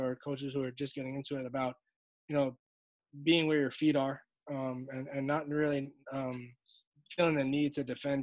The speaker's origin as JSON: {"language": "English", "town": "New York City", "region": "New York", "country": "United States", "tie": "born or raised there", "said": "I grew up right there on Flappish, like in the middle of all that, Flappish Avenue"}